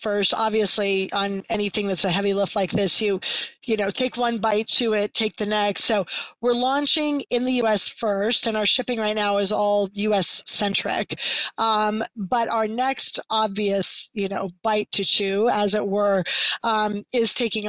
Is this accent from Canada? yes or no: yes; Canada; hey, I'm Canadian. All my friends and family are Canadian.